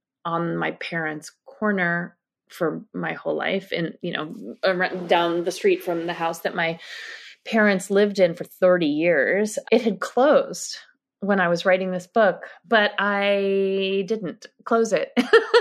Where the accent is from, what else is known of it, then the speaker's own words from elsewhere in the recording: New York City, New York, United States; I grew up on the Upper West Side